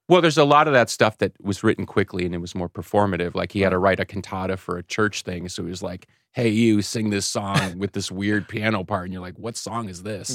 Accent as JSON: {"language": "English", "town": "Chicago", "region": "Illinois", "country": "United States", "tie": "born or raised there", "said": "I was born in Chicago"}